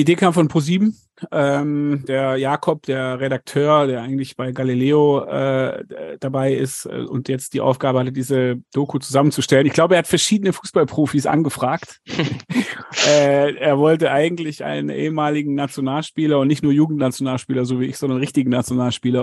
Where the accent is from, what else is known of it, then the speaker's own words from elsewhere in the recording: Germany; now in South Africa; bei uns in Deutschland